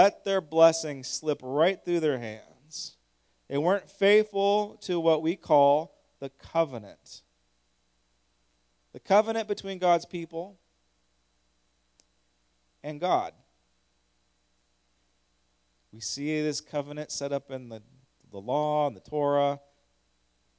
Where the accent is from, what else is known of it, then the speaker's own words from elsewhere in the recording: United States; I'm an American